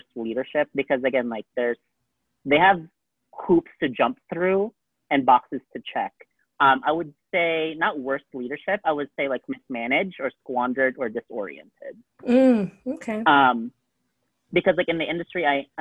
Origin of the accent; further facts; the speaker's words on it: Alaska, United States; now in Las Vegas, United States; coming from Alaska, being, like, a whitewashed Filipino